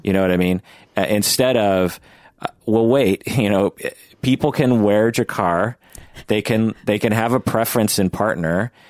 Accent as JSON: {"language": "English", "region": "Pacific Northwest", "country": "United States", "said": "I'm from the Pacific Northwest."}